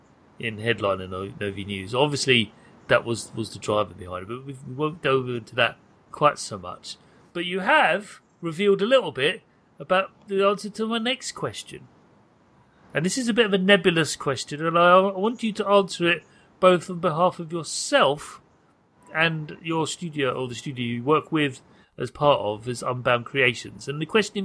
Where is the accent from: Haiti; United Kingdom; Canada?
United Kingdom; I'm British